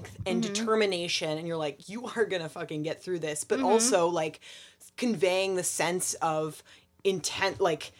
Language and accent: English; New Jersey, United States; I'm from New Jersey